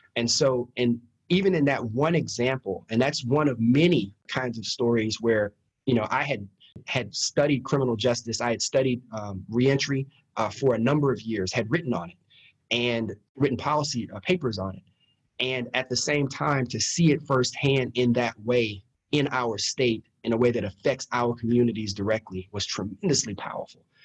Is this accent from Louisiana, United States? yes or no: yes; Baton Rouge, Louisiana, United States; I grew up in Baton Rouge